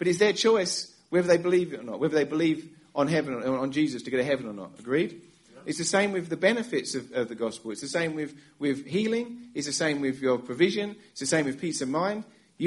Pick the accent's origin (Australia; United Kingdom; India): United Kingdom; England; moved away as an adult; now in United States; I'm from England. We moved to America 10 years ago. And in England, growing up as a kid